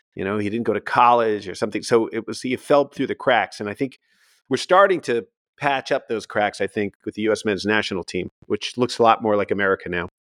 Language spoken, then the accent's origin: English; Connecticut, United States; I was born in Connecticut